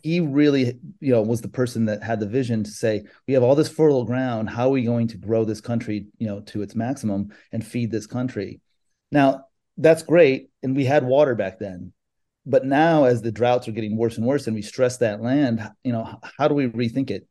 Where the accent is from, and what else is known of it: California, United States; born or raised there; moved away as an adult; also born or lived in Chicago; now in South Florida, United States